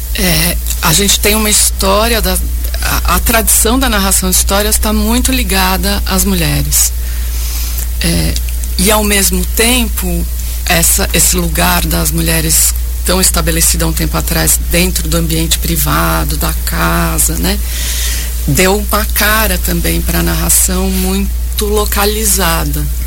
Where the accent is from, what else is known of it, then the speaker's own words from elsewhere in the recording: Bragança Paulista, São Paulo, Brazil; Eu venho de Bragança Paulista